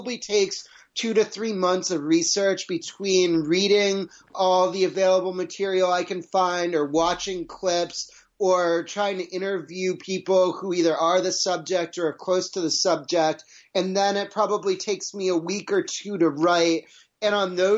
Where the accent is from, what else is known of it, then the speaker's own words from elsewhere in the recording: New England, United States; I grew up in New England and listened to Mike and the Mad Dog with my dad